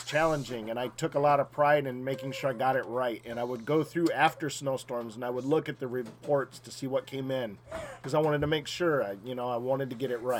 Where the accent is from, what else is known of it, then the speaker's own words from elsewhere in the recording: Cooperstown, New York, United States; moved away as an adult; now in Whiteville, United States; I grew up in Cooperstown